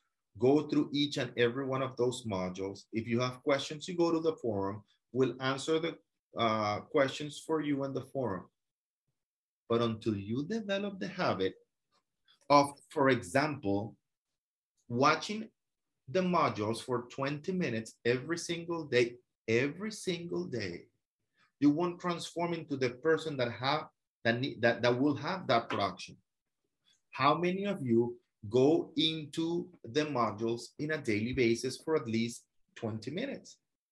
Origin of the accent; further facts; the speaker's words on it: France; now in Miami, United States; I moved from France, and I have a huge community of French people and investors that purchase from me, listings from people in Miami.